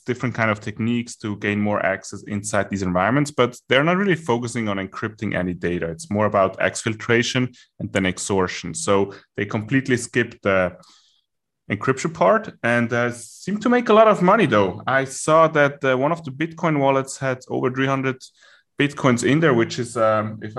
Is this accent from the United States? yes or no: no; Germany; accent: German; my German accent